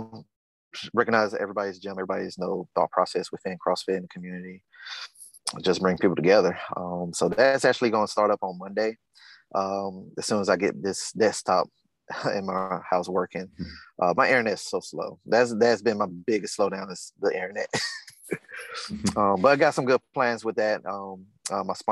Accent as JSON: {"language": "English", "region": "the South", "country": "United States", "tie": "born or raised there", "said": "the things I've gone through growing up in the South"}